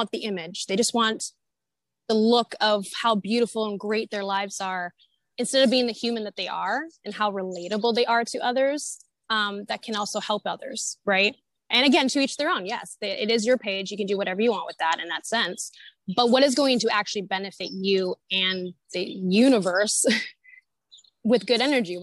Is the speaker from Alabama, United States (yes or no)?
no; Northern California, United States; moved away; also born or lived in Santa Monica; I'm from Northern California originally